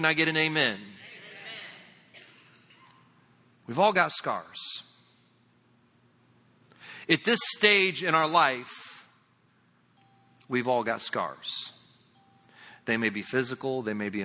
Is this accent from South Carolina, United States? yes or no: no; Indiana, United States; moved away; also born or lived in Lakeland, Florida; I'm from Indiana